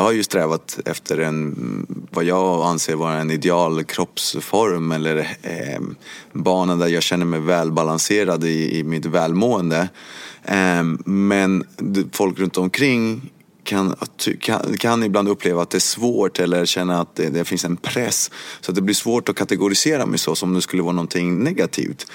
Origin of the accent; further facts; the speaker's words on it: Sweden; also born or lived in Cuba; jag kom till Sverige när jag var åtta år gammal